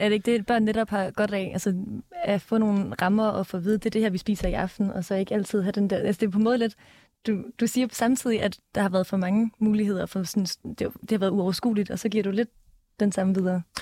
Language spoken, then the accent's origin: Danish; Denmark; vi er vokset op i Danmark